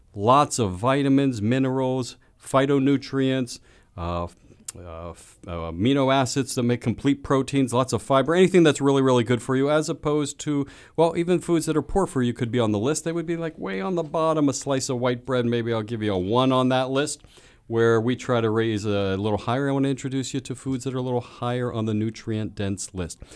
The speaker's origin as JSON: {"language": "English", "town": "Sharpsburg", "region": "Pennsylvania", "country": "United States", "tie": "born or raised there", "said": "my hometown"}